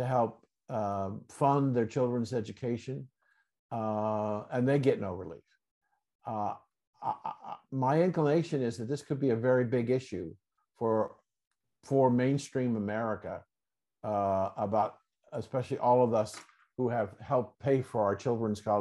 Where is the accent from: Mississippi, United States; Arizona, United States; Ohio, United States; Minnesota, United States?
Ohio, United States; Columbus; born and raised in Columbus, Ohio